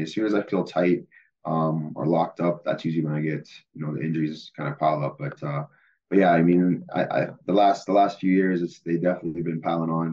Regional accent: Winnipeg, Manitoba, Canada; playing my hometown in the Grey Cup, uh, playing Winnipeg

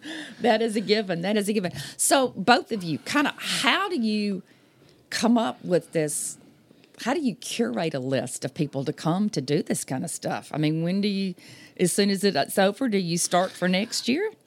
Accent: Baton Rouge, Louisiana, United States; I'm from Baton Rouge.

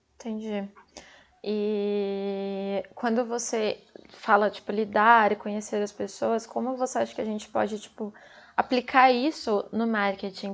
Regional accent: São Paulo, Brazil; Eu sou de São Paulo

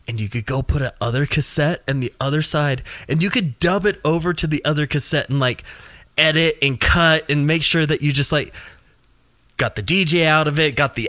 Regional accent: Nashville, Tennessee, United States; growing up in Nashville

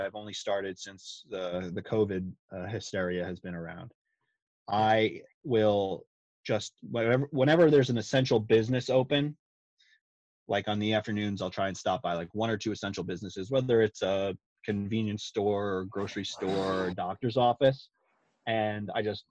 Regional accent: Long Island, New York, United States; moved away as an adult; also born or lived in North Carolina / Virginia; now in Georgia, United States; I'm a full-blown Yankee, born and raised on Long Island

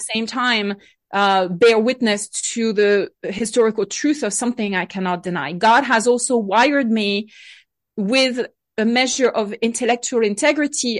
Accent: Bordeaux wine country, Nouvelle-Aquitaine, France; moved away; I grew up in France, uh, on my side of the Atlantic Ocean, not too far from the, from the water in the Bordeaux wine country

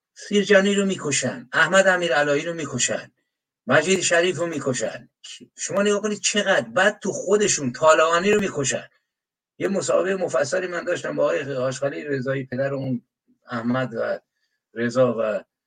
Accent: Iran; به عنوان یک ایرانی

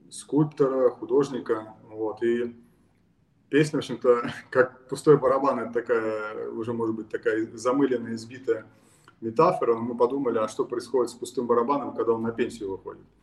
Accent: Estonia; Родился я в Эстонии

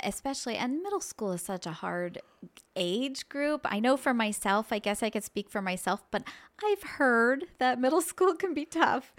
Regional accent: Annville, Pennsylvania, United States; I grew up in this area. I grew up in Anvil

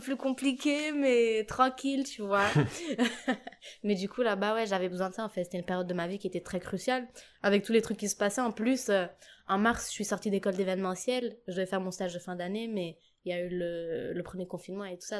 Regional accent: Djibouti; moved away as an adult; also born or lived in Paris suburbs, France; now in Lille, France; j'ai grandi à Djibouti

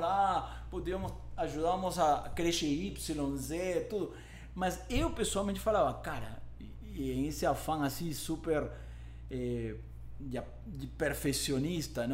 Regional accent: Lima, Peru; Portuguese is a second language; moved away as an adult; now in São Paulo, Brazil; eu nasci em Lima, no Peru, há 47 anos atrás

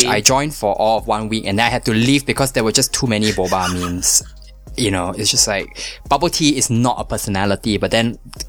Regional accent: Singapore; all Singapore Chinese are diasporic Chinese

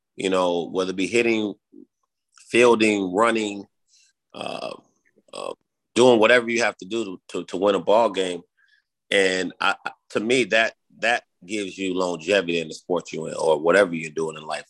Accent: Chicago, Illinois, United States; growing up in Chicago

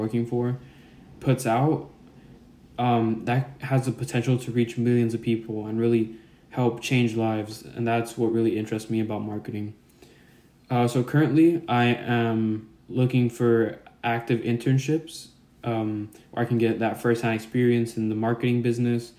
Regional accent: Norwalk, California, United States; I'm from Norwalk, California.

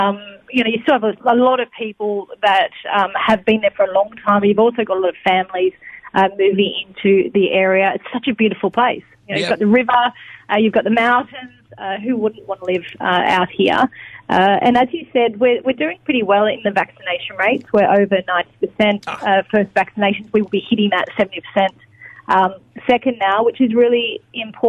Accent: Penrith, New South Wales, Australia; I grew up in Penrith too

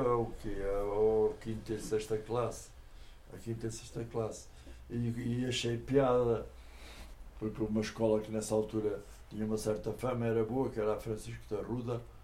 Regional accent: Lisbon, Portugal; moved away as an adult; now in Canas de Senhorim, Portugal; a primeira parte foi toda da minha infância, mas que era em Lisboa

